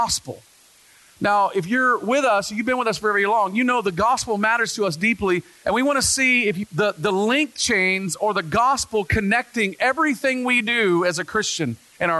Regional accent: the South, United States; now in Pacific Northwest, United States; I grew up in the South

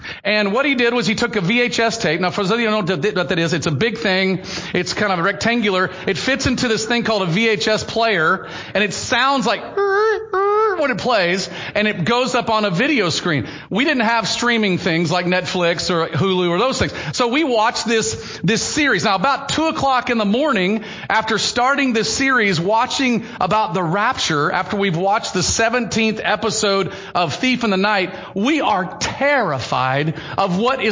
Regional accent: the South, United States; I grew up in Southern Baptist circles in the South

